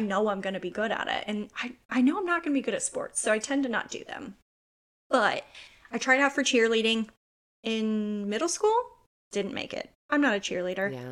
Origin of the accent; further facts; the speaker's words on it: United States; I'm American